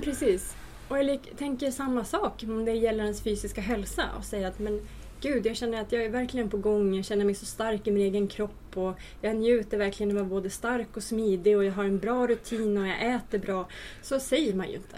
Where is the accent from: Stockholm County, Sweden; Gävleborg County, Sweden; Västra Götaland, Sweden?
Gävleborg County, Sweden; Hälsingland; både du och jag är från Hälsingland